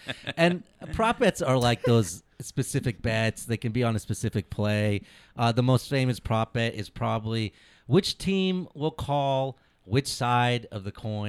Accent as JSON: {"language": "English", "country": "India", "said": "Yeah, I can do math. I'm Indian."}